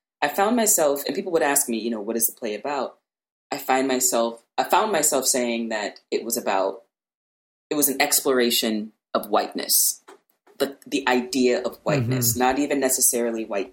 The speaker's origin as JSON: {"language": "English", "region": "Louisiana", "country": "United States", "tie": "born or raised there", "said": "I grew up in Louisiana and I went to white schools my entire life"}